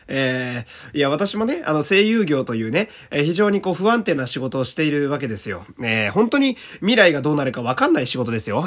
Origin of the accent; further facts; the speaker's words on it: Fukui, Japan; now in Tokyo, Japan; 田舎、福井県の生まれなんですけど、福井って山だらけなんですよね